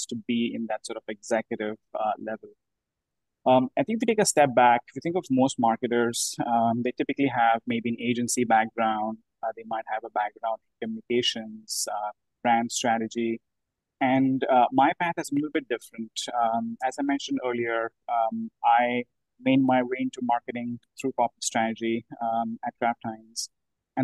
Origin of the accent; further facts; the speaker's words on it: India; moved away; I'm from India originally